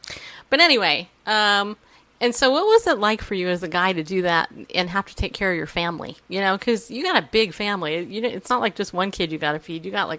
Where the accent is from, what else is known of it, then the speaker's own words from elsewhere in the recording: New York, United States; I'm not. I'm from New York